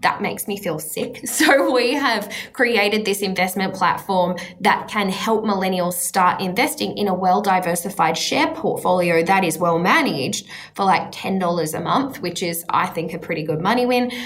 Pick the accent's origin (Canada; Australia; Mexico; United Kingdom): Australia; as an Australian